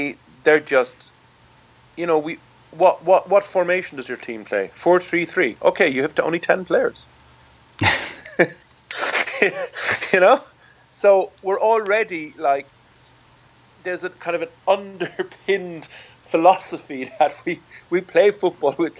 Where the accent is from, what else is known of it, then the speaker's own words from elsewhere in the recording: Ireland; I'm from Ireland. I've played Gaelic football since I'm 8.